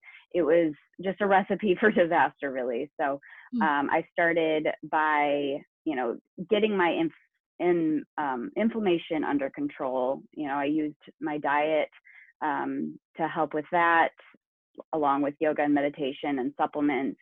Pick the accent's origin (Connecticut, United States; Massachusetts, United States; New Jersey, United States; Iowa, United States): Iowa, United States; Northwest; now in Napa, United States; I'm originally from Northwest Iowa and I grew up on a pig farm all of my life.